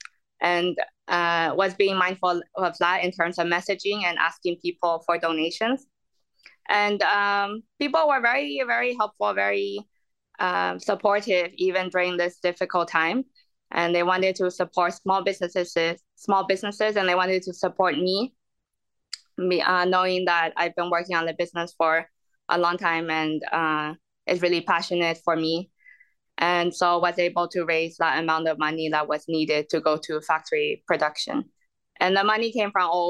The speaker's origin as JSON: {"language": "English", "country": "United States", "moved": "as an adult", "lives_now": "London, United Kingdom", "said": "I'm American, I also staying in the UK on the entrepreneur visa"}